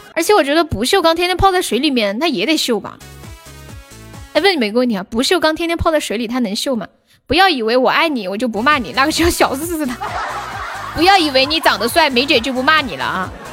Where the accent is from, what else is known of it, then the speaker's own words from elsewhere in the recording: Sichuan, China; 我是四川的